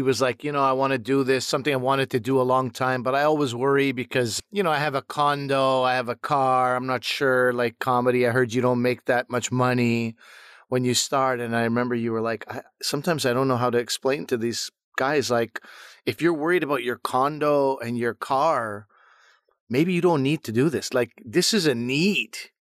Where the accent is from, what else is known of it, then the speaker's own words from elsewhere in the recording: Montreal, Quebec, Canada; I grew up in Montreal